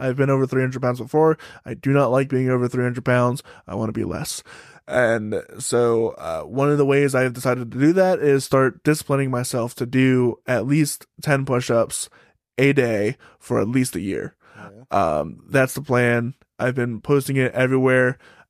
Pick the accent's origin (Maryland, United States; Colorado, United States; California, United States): Maryland, United States; Salisbury; Salisbury, Maryland.